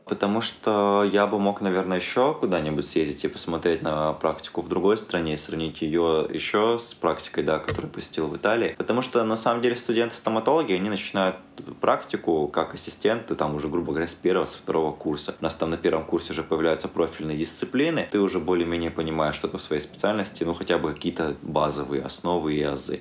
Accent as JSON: {"language": "Russian", "region": "Abkhazia", "country": "Georgia", "tie": "born or raised there", "also_born_or_lived": "Perm, Russia", "moved": "yes", "said": "сам родом из Абхазии"}